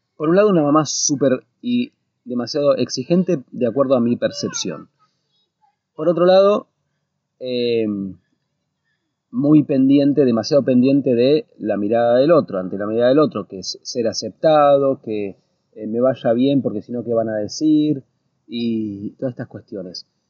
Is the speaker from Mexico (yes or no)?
no; Argentina; moved away as an adult; now in United States; desde que salimos de Argentina